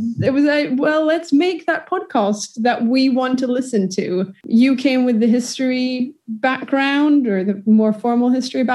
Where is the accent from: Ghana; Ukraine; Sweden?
Sweden; Malmö, Skåne; accent: Skånska; English is a second language; moved away as an adult; also born or lived in Scotland / Paris / Colombia / London; now in Stockholm, Sweden; I'm from the south of Sweden. If we were speaking Swedish here, all the listeners would have noticed my thick Skånska accent.